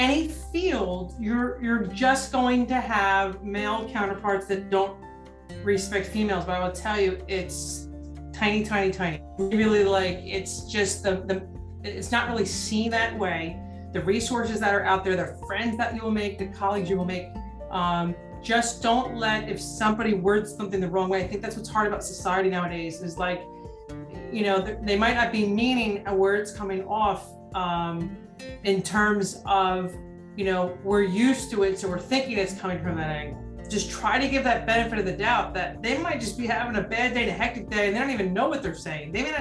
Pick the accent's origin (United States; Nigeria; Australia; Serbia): United States; New Jersey; we're from New Jersey